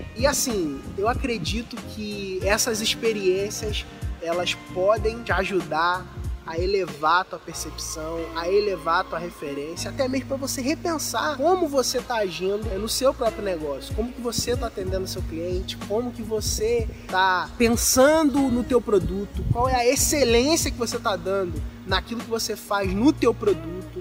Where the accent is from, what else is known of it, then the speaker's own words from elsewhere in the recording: Rio de Janeiro, Brazil; no Rio de Janeiro, por exemplo, onde eu, de onde eu sou